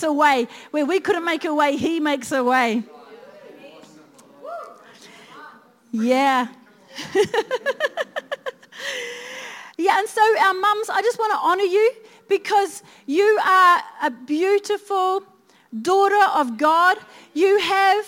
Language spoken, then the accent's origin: English; Christchurch, Canterbury, New Zealand; I was brought up in Christchurch